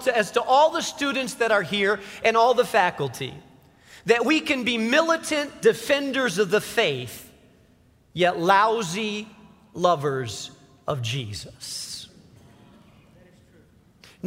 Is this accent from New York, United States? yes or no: no; Chicago, Illinois, United States; I was from Chicago